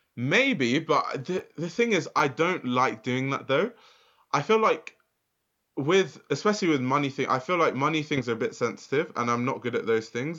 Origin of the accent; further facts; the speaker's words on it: London, United Kingdom; I grew up in Lewisham